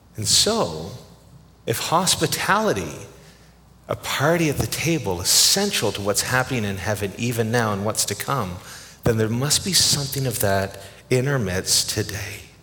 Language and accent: English; Canada; I'm Canadian